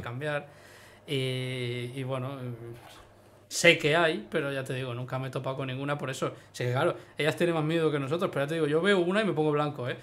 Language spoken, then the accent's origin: Spanish; Ibiza, Balearic Islands, Spain; now in Tarragona, Spain; yo vengo de Ibiza